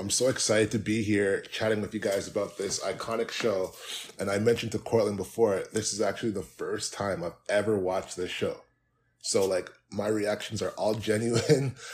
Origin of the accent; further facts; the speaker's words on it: Canada; I'm Canadian